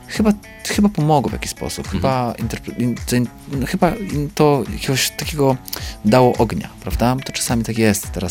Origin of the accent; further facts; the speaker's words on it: Lemko Region, Poland; Ja jestem łemkiem. Mhm więc jestem, no, powiedzmy, góralem, tak? No, można tak powiedzieć. I, um, i mam, mam swój język